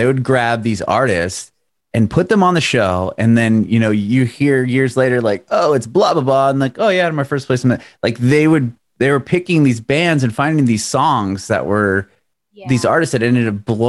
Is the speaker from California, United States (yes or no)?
yes; San Diego, California, United States; I just moved here like a little over a year ago, and it's like, I moved from San Diego in Southern California.